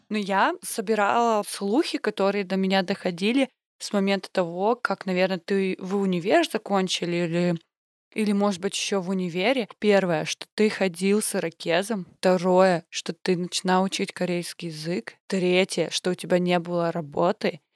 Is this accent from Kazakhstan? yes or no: yes; Balkhash, Karaganda Region, Kazakhstan; В гимназии города Балхаш, откуда я родом